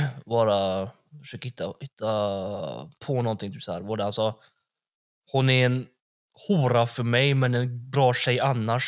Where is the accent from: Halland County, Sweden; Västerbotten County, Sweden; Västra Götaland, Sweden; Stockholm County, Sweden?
Västra Götaland, Sweden; Gothenburg; jag är från Backa